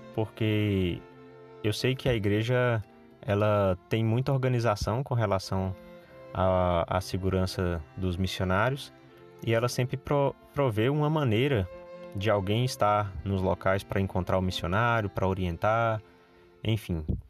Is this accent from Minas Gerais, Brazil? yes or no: yes; Minas Gerais, Brazil; Eu saí daqui da minha cidade, fui de avião para a capital do estado, que é Belo Horizonte